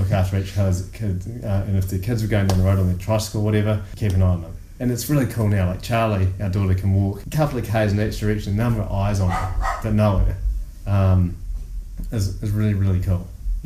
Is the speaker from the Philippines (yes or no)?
no; Sydney, New South Wales, Australia; now in Whanganui, New Zealand; I grew up in Surry Hills in Sydney